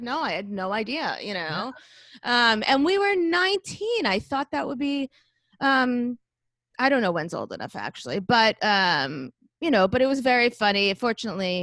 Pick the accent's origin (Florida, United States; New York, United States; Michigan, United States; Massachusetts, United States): Florida, United States; Boca Raton; now in Long Island, United States; I grew up in Boca Raton, Florida